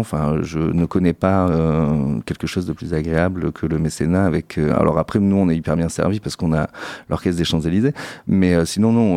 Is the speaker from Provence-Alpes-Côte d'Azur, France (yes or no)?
no; Saint-Émilion, Nouvelle-Aquitaine, France; je suis originaire de Saint-Émilion, dans la région de Bordeaux